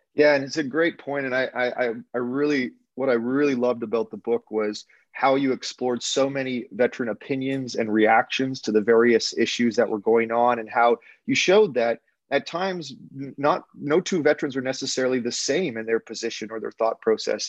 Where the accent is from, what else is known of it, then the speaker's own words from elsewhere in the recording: Canada; as an English Canadian